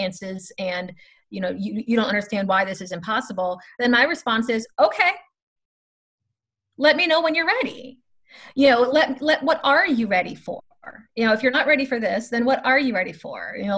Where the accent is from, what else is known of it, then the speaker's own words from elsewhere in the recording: Florida, United States; Hopefully your listeners will not hold the fact that I am from Florida against me. I hope to be a good representation of the great state of Florida.